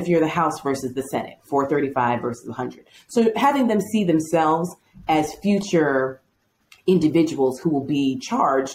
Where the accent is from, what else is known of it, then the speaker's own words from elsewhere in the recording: Chicago, Illinois, United States; where are you from? It's like, Chicago